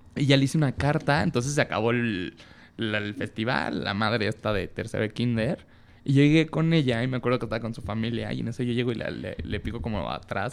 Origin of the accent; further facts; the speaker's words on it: Tepic, Nayarit, Mexico; now in Mexico City, Mexico; nací en Tepic Nayarit